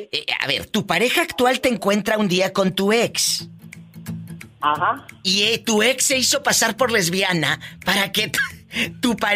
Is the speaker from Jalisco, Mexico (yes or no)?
yes; Jalisco, Mexico; also born or lived in Tuxpan, Jalisco